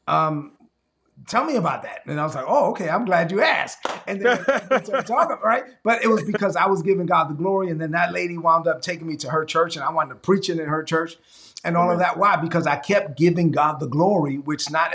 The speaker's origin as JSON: {"language": "English", "country": "Dominican Republic", "tie": "born or raised there", "moved": "yes", "lives_now": "United States", "said": "my hometown in the Dominican Republic"}